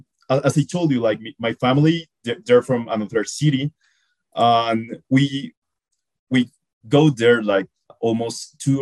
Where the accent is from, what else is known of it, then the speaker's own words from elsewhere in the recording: Bogota, Bogotá Capital District, Colombia; first language Spanish; English is a second language; I am from Bogota, Colombia. I am 23 years old. Well, I was born and raised here in Bogota, but like most of my family comes from like the northern part of the country